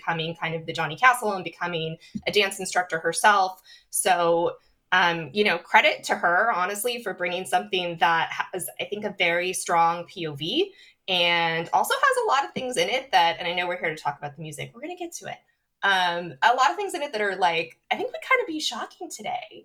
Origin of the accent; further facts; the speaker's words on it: California, United States; because I grew up here, and so growing up in California